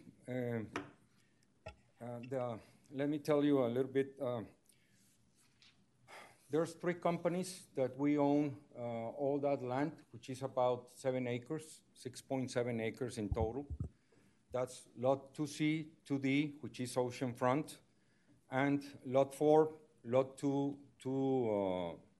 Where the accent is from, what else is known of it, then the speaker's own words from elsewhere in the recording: Monterrey, Nuevo León, Mexico; I'm also from Monterrey, Mexico